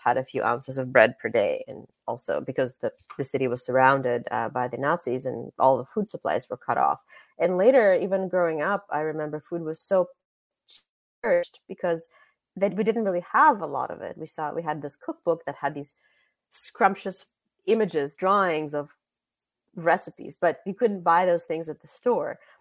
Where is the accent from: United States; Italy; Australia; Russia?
Russia; moved away; I was born in Russia